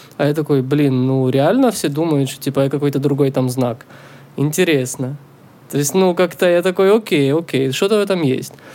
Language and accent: Russian; Israel; now in Canada; я из Израиля вообще